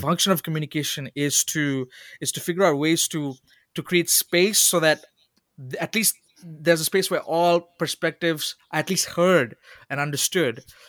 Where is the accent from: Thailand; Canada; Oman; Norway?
Oman; moved away as an adult; also born or lived in Sri Lanka; now in United States; as a Sri Lankan kid growing up in Oman